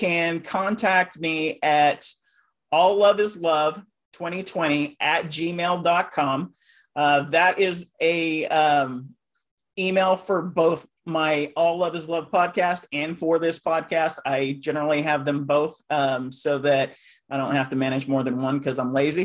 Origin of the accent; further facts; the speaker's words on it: Oklahoma, United States; moved away; I'm originally from Oklahoma, so I'm still thinking Central Time